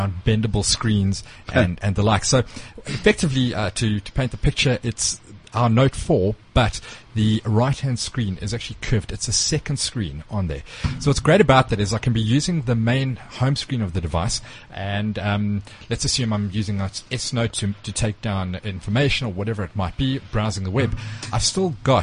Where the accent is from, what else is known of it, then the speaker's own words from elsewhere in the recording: South Africa; us as South African consumers